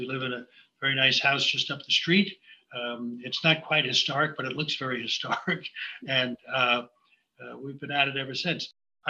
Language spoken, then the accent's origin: English; Brooklyn, New York, United States; moved away as an adult; also born or lived in Long Island; now in Sag Harbor, United States; I was born and raised in Brooklyn, New York. You may have heard of Brooklyn. Part of Brooklyn where the Verrazano Bridge came ashore.